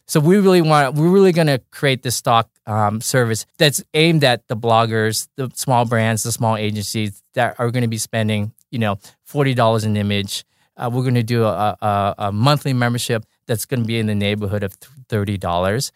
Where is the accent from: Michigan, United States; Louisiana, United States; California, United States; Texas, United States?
California, United States; Orange County; I grew up in Orange County